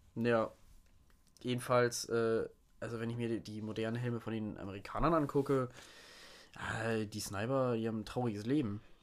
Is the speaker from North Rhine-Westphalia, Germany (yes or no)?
no; Lower Saxony, Germany; ich bin halt kein Sachse, ich bin Niedersachse